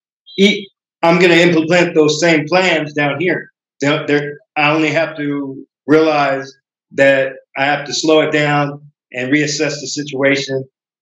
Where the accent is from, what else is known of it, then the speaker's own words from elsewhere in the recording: Stockton, California, United States; I am 46 years old. I'm from Stockton, California.